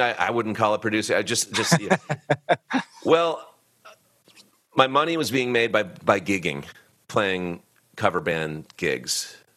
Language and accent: English; Boston, Massachusetts, United States; I lived in Boston. I grew up in Boston